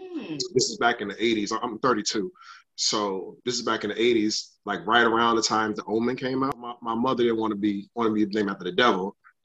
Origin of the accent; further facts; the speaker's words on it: Bronx, New York, United States; also born or lived in Jacksonville, United States; I was born in Jacksonville, Florida, raised in South Bronx, New York, moved around a lot.